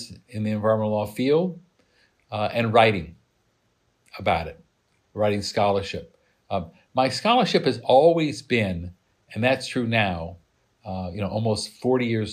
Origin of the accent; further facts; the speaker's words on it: Midwest, United States; moved away; I grew up in the Midwest. I saw the beauty of farms, and I smelled manure from my house